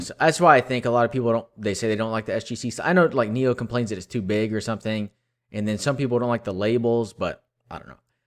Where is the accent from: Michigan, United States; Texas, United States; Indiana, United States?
Texas, United States; I grew up in Texas